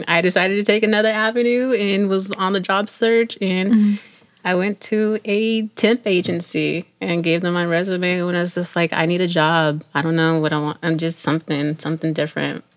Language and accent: English; San Jose, California, United States; moved away as an adult; also born or lived in Miami; now in East Coast, United States; I am originally from San Jose, California. That is home